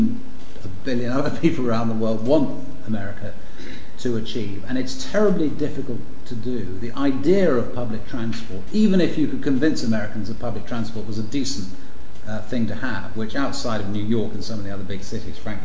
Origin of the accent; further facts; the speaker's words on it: London, United Kingdom; also born or lived in Washington; I'm from London.